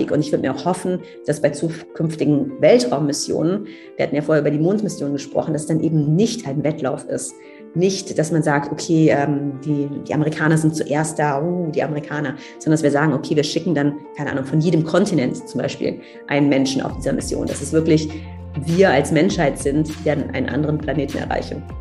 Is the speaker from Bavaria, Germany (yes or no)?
no; Cologne, North Rhine-Westphalia, Germany; ich komme aus Köln, da gibt es Karneval.